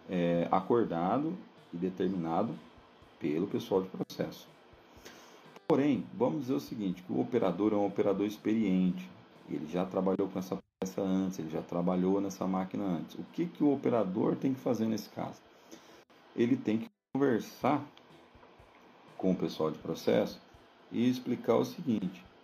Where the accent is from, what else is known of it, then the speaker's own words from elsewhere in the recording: Brazil; E a gente, como bons brasileiros, em alguns momentos temos que é, ajustar esses parâmetros e aí começam as nossas discussões.